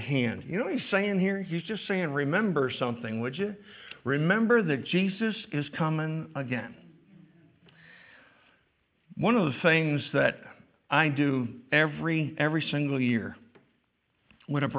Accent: New York, United States; I was brought up here. I'm a New Yorker through and through

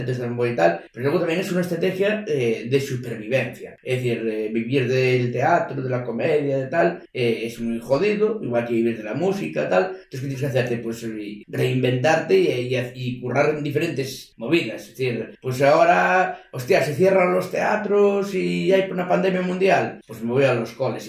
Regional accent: A Coruña, Galicia, Spain; soy de Coruña, soy de Coruña

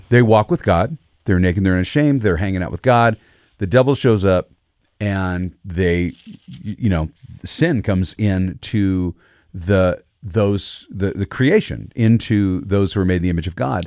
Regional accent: United States; I'm an American. That's where I live.

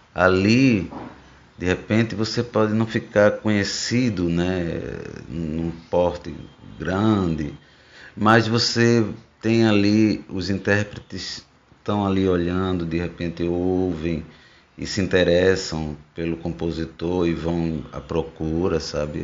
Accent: Rio Formoso, Pernambuco, Brazil; ficava lá em Rio Formoso, zona da mata, onde cresci, onde me criei

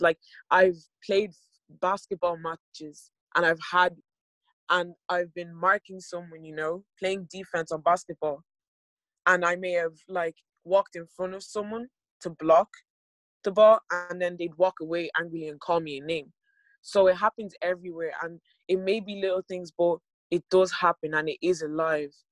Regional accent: Ireland; I was born in Ireland in 2001 and we've been living here

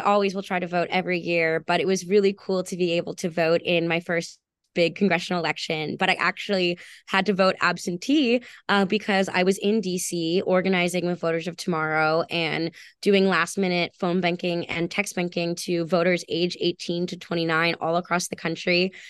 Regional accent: Westchester County, New York, United States; moved away as an adult; now in Boston, United States; a young woman growing up in Westchester County

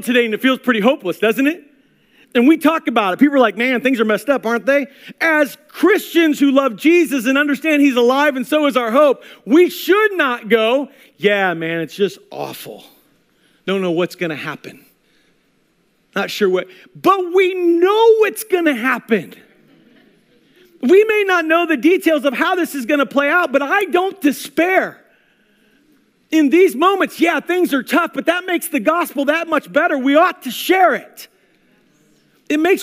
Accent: Pekin, Illinois, United States; moved away; I am from Pekin, Illinois.

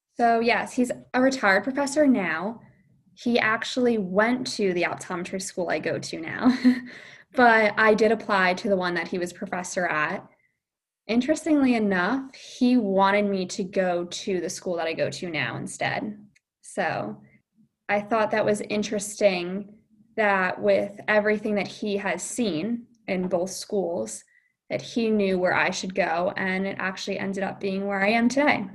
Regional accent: Point Pleasant, New Jersey, United States; I'm from Point Pleasant, New Jersey.

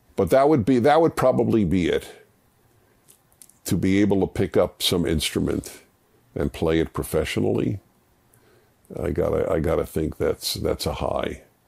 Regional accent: United States; how blessed I was being an American

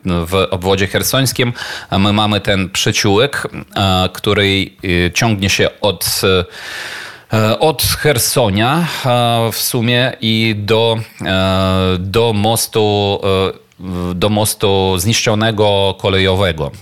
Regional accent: Ukraine; my po prostu Ukraińcy

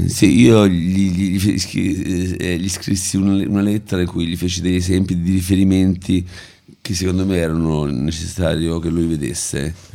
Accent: Rome, Lazio, Italy; io sono nato e cresciuto a Prati

